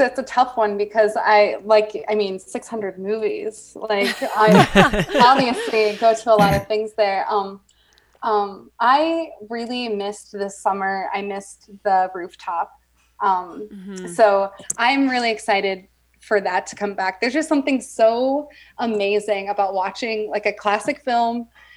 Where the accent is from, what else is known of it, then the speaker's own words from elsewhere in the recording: Iowa, United States; I'm from small town Iowa.